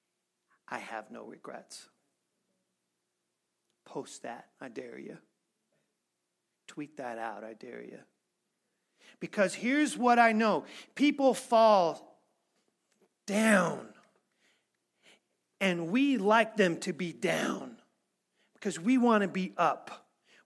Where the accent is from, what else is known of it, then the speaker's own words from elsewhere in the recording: Missouri, United States; I'm from Missouri